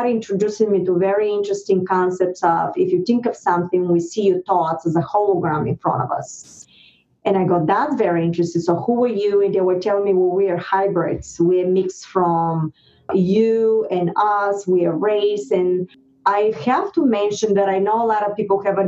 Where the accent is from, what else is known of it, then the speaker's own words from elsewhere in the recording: Varna, Varna Province, Bulgaria; English is a second language; moved away as an adult; now in United States; Bulgaria, I was born in the Black Sea, Varna. It's a beautiful town